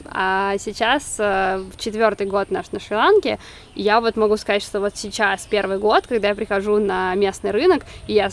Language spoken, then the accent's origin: Russian; Moscow, Russia; вот я из Москвы, я не родилась в Москве